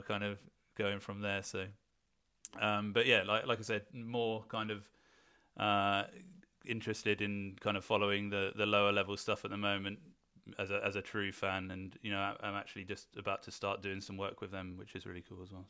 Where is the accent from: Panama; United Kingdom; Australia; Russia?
United Kingdom; Weymouth, South West England; I'm actually originally from Weymouth